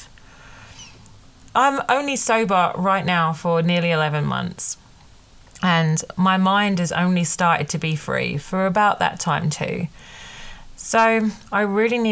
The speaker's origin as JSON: {"language": "English", "country": "United Kingdom", "said": "I'm British"}